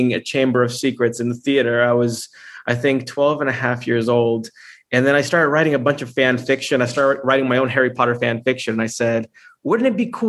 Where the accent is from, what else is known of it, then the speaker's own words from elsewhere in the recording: Honduras; I'm from Honduras. I'm from Central America